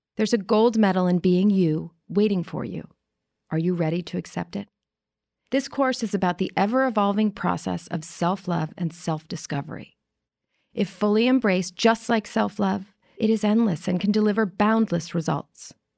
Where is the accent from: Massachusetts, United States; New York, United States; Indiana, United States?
New York, United States; New York City; I grew up in New York City, nineteen seventy-four